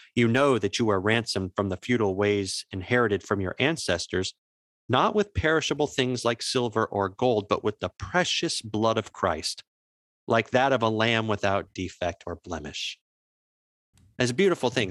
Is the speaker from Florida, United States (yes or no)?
yes; Jacksonville, Florida, United States; I grew up near the Jacksonville Suns